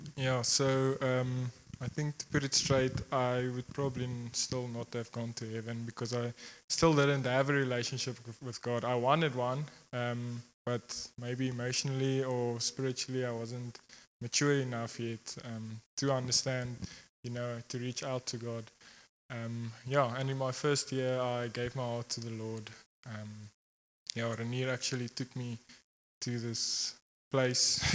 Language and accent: English; Secunda, Mpumalanga, South Africa; I grew up here in Secunda